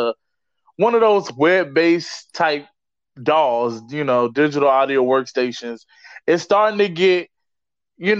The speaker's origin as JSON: {"language": "English", "region": "Virginia", "country": "United States", "tie": "born or raised there", "said": "my home state of Virginia"}